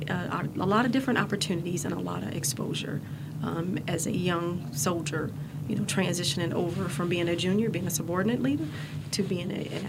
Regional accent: Greensboro, North Carolina, United States; I was born and raised in Greensboro, North Carolina, raised by a single mother.

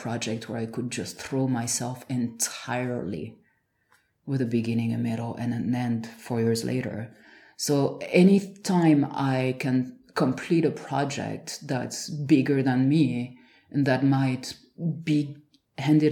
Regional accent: France; moved away; I'm from a small village

